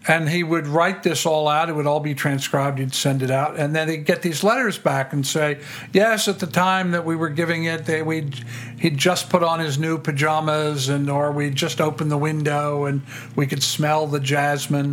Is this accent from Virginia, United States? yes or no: yes; Tidewater, Virginia, United States; I grew up in Virginia, in Tidewater, Virginia